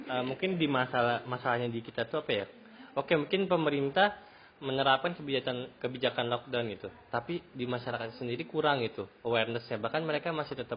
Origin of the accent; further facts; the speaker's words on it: West Java, Indonesia; gue orang Sunda banget ya golf